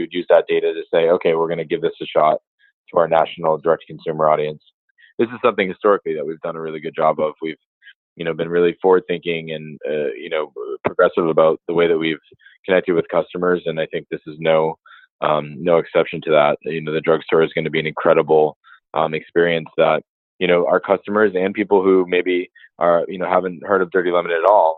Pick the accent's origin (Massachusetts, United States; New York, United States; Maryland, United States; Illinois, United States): Massachusetts, United States; I'm from Massachusetts